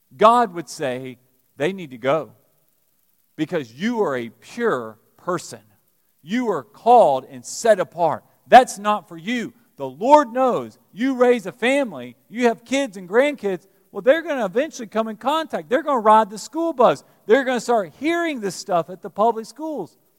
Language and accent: English; Alabama, United States; now in Lexington, United States; growing up in Alabama